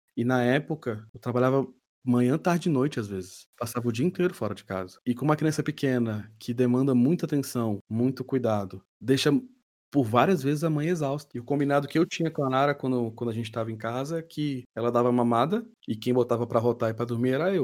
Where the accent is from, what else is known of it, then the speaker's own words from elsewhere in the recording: Brasília, Federal District, Brazil; sou natural de Brasília